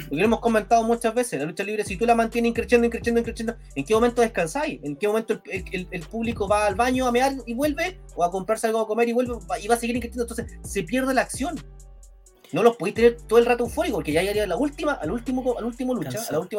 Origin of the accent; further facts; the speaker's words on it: Chile; Ya, somos chilenos, como decía Torito